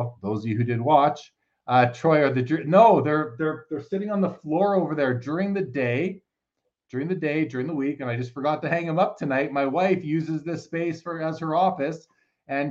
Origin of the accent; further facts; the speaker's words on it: Canada; I'm Canadian